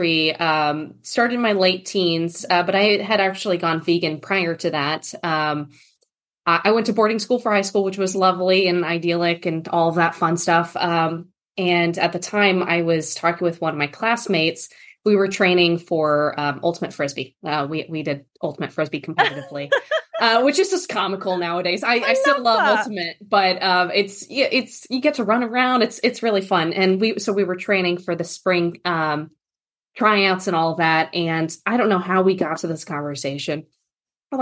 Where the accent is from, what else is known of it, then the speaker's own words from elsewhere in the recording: New England, United States; also born or lived in northern Kentucky; now in Kentucky, United States; I'm originally from the East Coast, New England area of the United States